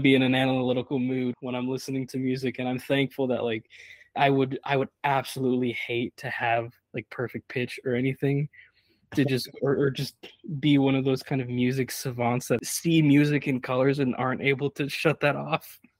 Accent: Brazil; born or raised there; now in United States

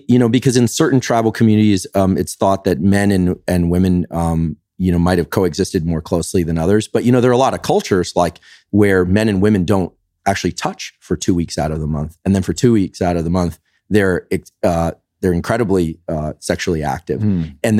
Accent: California, United States; Now, I'm not, I'm from the Bay Area, so, like, you've got every variation in, kind of relationship theme there.

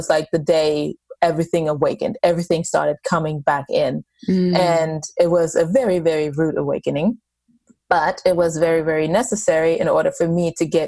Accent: Germany; moved away; I grew up in Germany and I was, a Catholic family

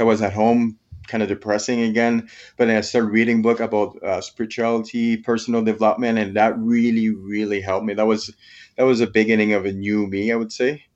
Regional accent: Quebec, Canada; moved away as an adult; now in Canmore, Canada; I'm from Quebec, French Canadian. But I've been living in Camor, Alberta, just close to Banff National Park for the last twelve years

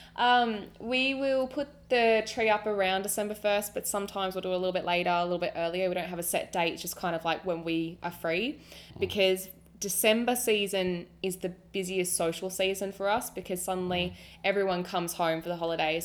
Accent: Australia; I'm Australian

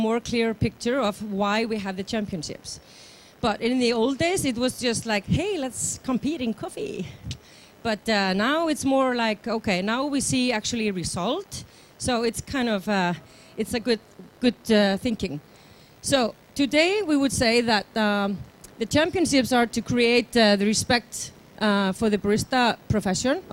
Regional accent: Iceland; I'm from Iceland

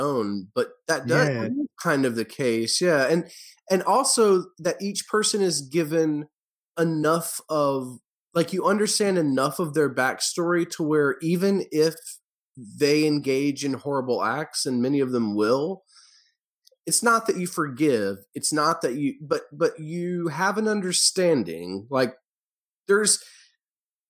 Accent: the South, United States; I grew up in the South

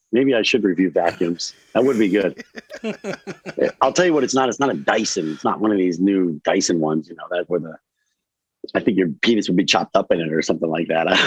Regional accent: Newark, Delaware, United States; I grew up in Rob Scott Manor in Newark, Delaware

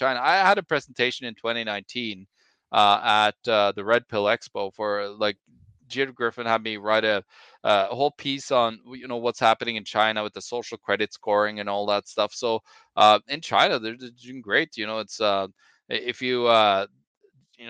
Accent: Norway; I'm from Norway

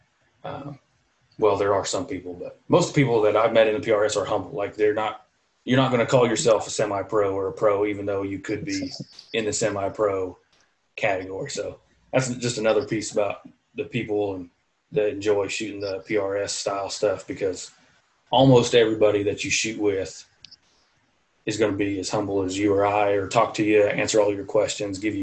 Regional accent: Iowa, United States; moved away as an adult; also born or lived in Alaska; I grew up in Iowa

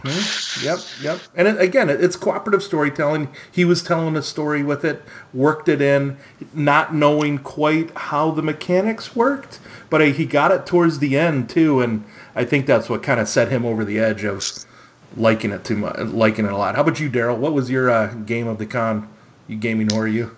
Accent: Minnesota, United States; I'm from Minnesota

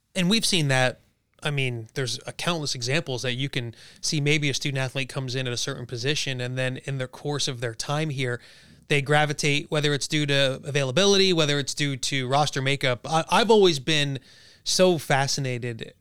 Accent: New Jersey, United States; moved away; we're all from Jersey

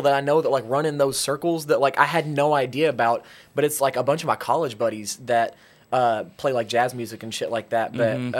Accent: Piggott, Arkansas, United States; now in Jonesboro, United States; I'm from Piggott, boy. That's the Piggott. Literally the top right corner of Arkansas, above the Boot Hill.

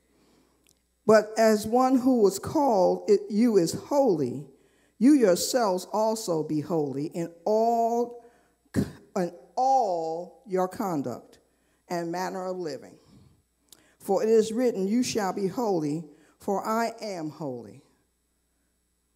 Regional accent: New York, United States; I grew up in New York

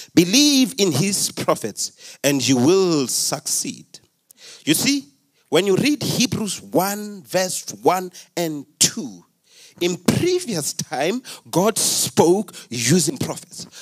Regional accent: Limpopo, South Africa; I come from Limpopo

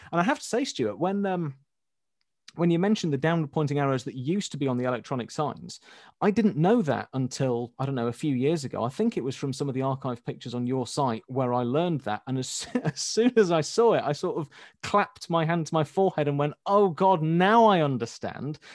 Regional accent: Leeds, Yorkshire and the Humber, United Kingdom; I'm from Leeds

